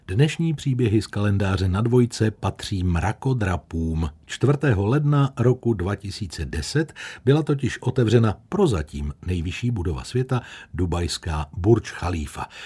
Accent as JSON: {"language": "Czech", "town": "Plzeň", "region": "Plzeň Region", "country": "Czechia", "tie": "born or raised there", "said": "pro nás, rodilé Plzeň Černáky"}